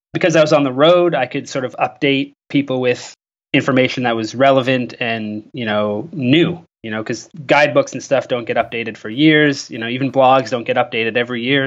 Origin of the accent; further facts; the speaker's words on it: Canada; I'm from Canada